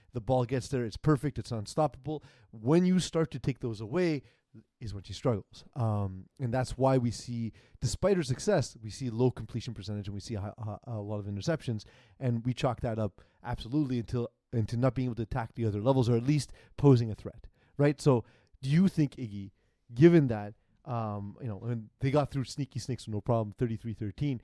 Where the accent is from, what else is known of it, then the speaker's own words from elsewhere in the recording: New York City, New York, United States; I'm from Brooklyn